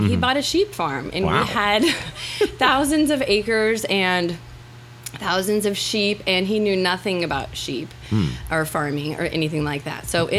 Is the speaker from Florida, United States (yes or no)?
yes; Niceville, Florida, United States; I am from a few different places, but I would call home Niceville, Florida.